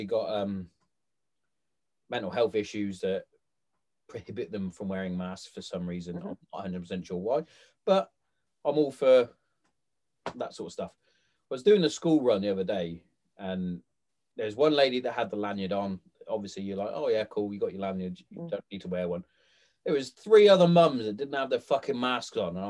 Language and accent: English; Hereford, West Midlands, United Kingdom; moved away as an adult; now in Kent, United Kingdom; I'm from Hereford